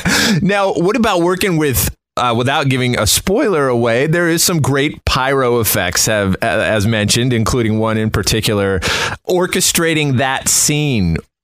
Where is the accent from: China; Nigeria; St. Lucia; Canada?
Canada; Saskatchewan; I'm actually from the prairies up in Canada. I'm from Saskatchewan, so I know Winnipeg very well.